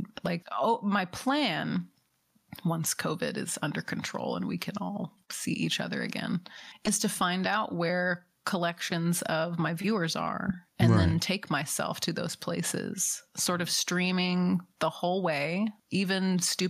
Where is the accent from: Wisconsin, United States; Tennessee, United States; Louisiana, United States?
Tennessee, United States; Nashville; I grew up in Nashville